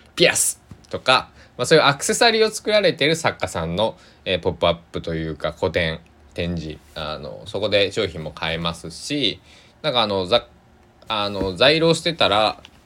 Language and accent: Japanese; Kochi, Japan; moved away; 地元高知